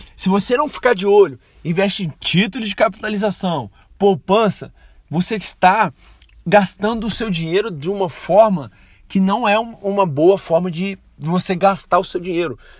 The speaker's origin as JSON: {"language": "Portuguese", "country": "Brazil", "said": "sou brasileiro"}